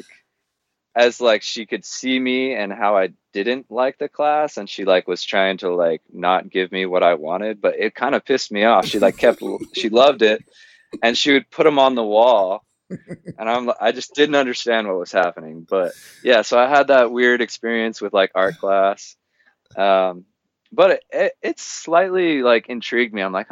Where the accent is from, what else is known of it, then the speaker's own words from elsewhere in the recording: Southern California, United States; I grew up in Southern California, kind of the stereotypical SoCal dude